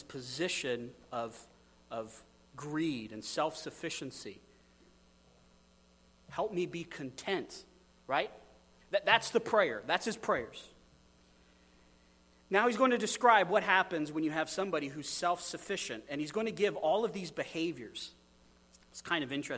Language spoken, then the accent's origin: English; United States